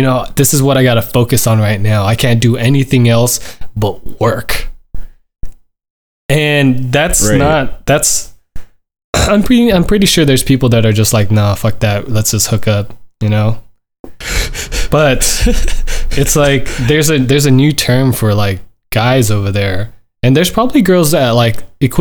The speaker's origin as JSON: {"language": "English", "region": "Southern California", "country": "United States", "tie": "born or raised there", "said": "I'm born and raised in SoCal"}